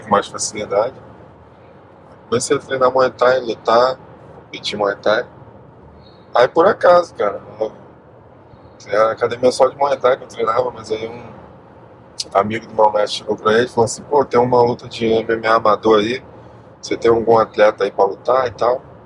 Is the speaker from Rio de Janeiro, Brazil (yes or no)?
yes; Rio de Janeiro, Brazil; also born or lived in Queimados, Rio de Janeiro; Infância? No Rio, pô. Rio.